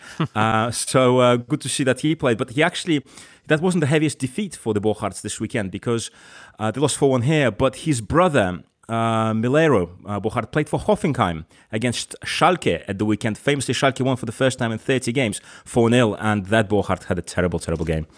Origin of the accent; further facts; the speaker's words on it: Crosby, North West England, United Kingdom; moved away; I grew up in Crosby.